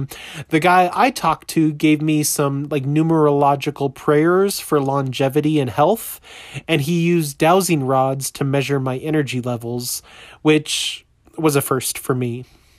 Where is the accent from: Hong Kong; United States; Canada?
United States; Colorado Springs, Colorado; Next week, I'll be in my hometown of Colorado Springs